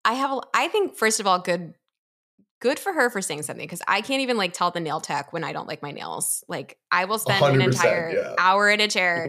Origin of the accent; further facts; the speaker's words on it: Philadelphia, Pennsylvania, United States; I'm from Philly, obviously.